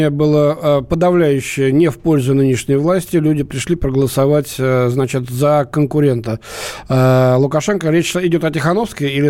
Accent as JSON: {"language": "Russian", "region": "Minsk", "country": "Belarus", "said": "А, из Минска."}